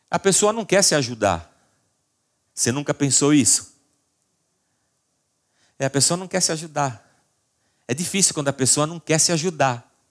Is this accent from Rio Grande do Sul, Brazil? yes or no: no; Barbacena, Minas Gerais, Brazil; Porque lá de Barbacena, de onde eu vim, a gente queria resolver as pessoas, sempre.